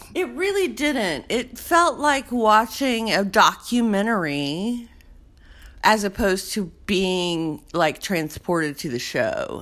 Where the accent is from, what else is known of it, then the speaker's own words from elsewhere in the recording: the South, United States; I grew up in the South